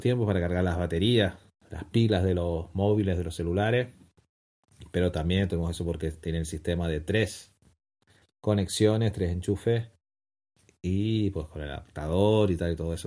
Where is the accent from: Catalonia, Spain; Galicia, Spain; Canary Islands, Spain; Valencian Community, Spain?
Canary Islands, Spain; como canarios